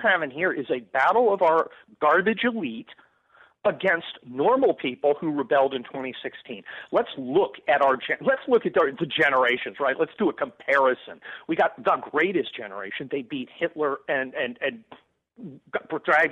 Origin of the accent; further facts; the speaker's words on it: Los Angeles, California, United States; I'm from Los Angeles. That's a certain kind of guy